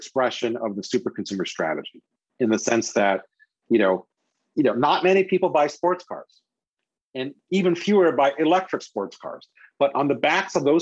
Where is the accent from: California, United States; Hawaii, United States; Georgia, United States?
Hawaii, United States; now in Chicago, United States; having been born and raised in Hawaii, I love going back to Hawaii